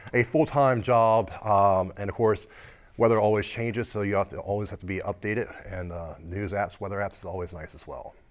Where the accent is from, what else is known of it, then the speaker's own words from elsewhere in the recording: United States; I actually grew up here on the shore all my life